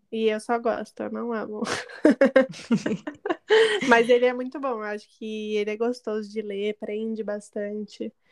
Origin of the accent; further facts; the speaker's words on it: São Paulo, Brazil; eu sou nascida da ZL